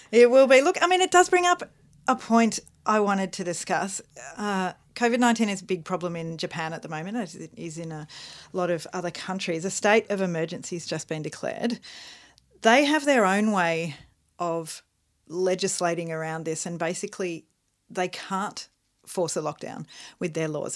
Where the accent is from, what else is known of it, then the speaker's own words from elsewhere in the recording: Melbourne, Victoria, Australia; We're from Melbourne, Australia